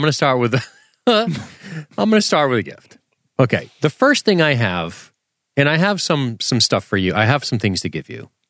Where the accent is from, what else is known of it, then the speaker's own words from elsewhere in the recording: Massachusetts, United States; we're from Massachusetts